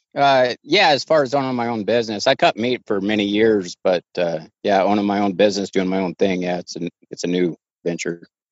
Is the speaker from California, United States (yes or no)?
no; Idaho, United States; i'm from idaho born and raised been here 40 years